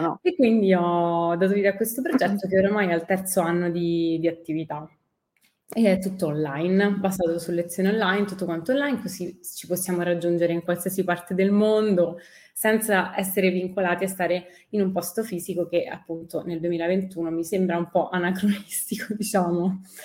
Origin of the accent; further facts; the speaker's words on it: Rome, Lazio, Italy; first language Italian; sono partita da Roma, che è la mia città